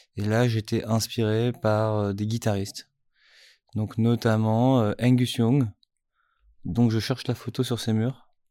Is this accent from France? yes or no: yes; Strasbourg, Grand Est, France; je suis né à Strasbourg